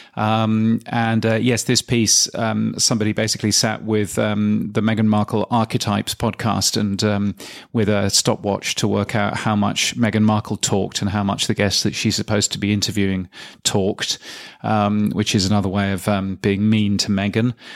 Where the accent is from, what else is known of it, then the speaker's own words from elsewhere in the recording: England, United Kingdom; being English